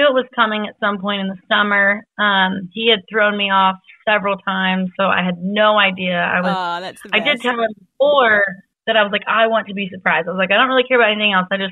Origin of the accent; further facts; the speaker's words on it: the Northwest, Washington, United States; I'm from the Northwest. And so in Washington State, it was in Seattle